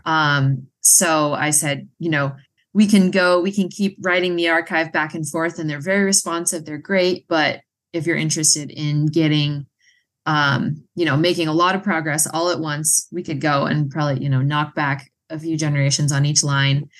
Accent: Massachusetts, United States; moved away; I'm originally from Massachusetts

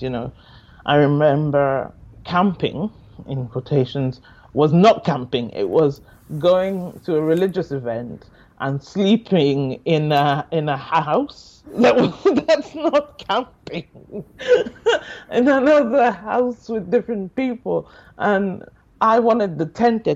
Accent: Nigeria; moved away as an adult; also born or lived in Lagos, Nigeria / Durham, England; now in Newcastle, United Kingdom; I was born and mainly raised in Nigeria, in Lagos, Nigeria. I was born there, but I wasn't really raised as much in Lagos. Because my family moved around a lot.

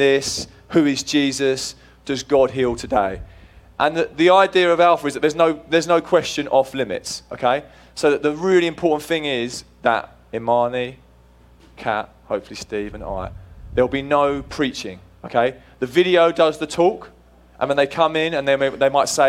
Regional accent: England, United Kingdom; moved away as an adult; now in United States; I am actually English

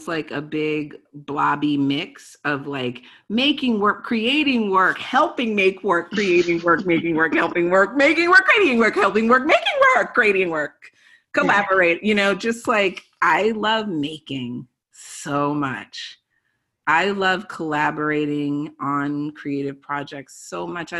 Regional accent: Baltimore, Maryland, United States; I'm from Baltimore, Maryland

